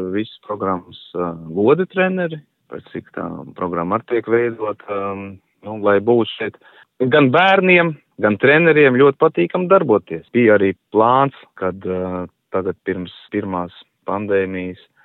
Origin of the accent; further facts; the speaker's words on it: Liepāja, Kurzeme, Latvia; es pats nāku no Liepājas puses